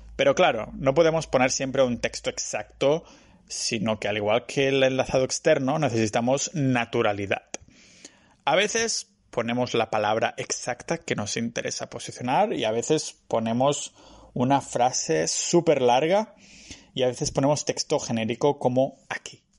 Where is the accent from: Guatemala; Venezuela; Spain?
Spain; Catalonia; soy catalán